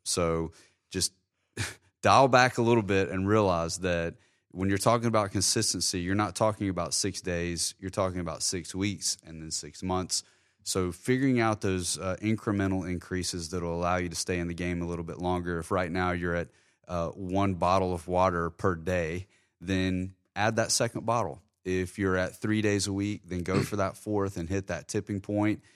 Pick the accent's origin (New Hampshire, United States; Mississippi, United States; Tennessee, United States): Mississippi, United States; Terry; now in Jacksonville, United States; I spent a lot of time growing up in Terry, which was a beautiful time in my life.